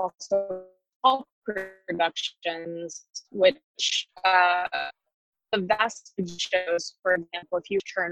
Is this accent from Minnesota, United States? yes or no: no; Texas, United States; now in New York City, United States; I grew up in Texas